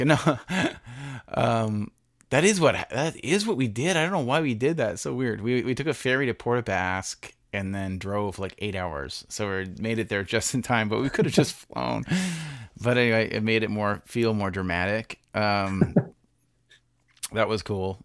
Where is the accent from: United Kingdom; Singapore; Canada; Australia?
Canada; as a Canadian.